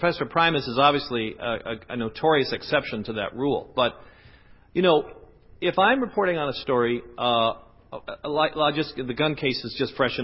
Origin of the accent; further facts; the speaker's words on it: the West, United States; moved away; I'm from the West